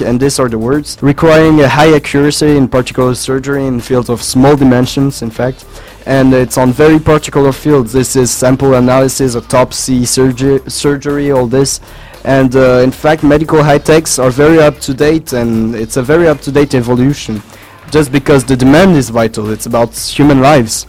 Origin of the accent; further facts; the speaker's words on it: France; English is a second language; I'm from the French delegation.